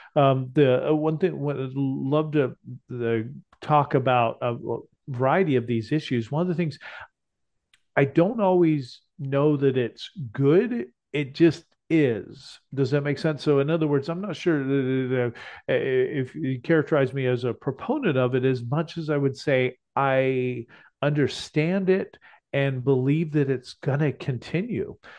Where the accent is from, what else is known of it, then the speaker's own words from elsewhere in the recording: Texas, United States; We're from Texas